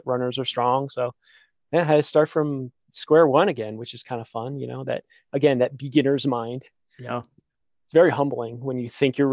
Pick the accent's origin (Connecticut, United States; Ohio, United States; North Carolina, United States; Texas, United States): Connecticut, United States; moved away; I grew up in Connecticut, which isn't known for its like awe-inspiring mountain peaks